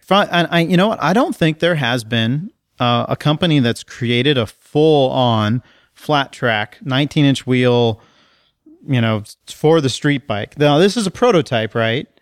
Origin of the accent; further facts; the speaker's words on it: College Station, Texas, United States; I grew up in College Station, Texas